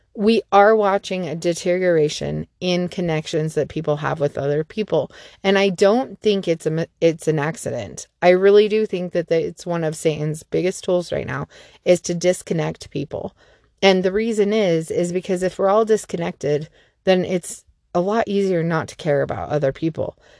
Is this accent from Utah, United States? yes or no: yes; Salt Lake City, Utah, United States; I grew up down in Salt Lake City, and we lived in a cul-de-sac